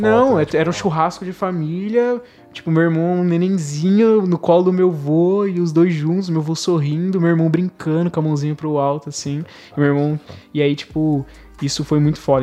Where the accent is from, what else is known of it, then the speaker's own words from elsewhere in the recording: Brazil; a gente é brasileiro, a gente vive no, basicamente no país do futebol